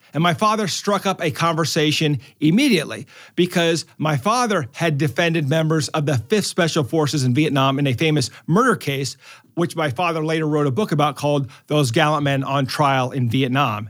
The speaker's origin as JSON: {"language": "English", "town": "Omaha", "region": "Nebraska", "country": "United States", "said": "I'm from Omaha"}